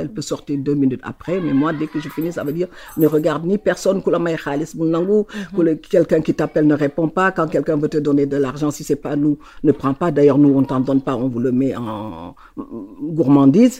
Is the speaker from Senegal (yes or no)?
yes; Saint-Louis, Senegal; born or raised there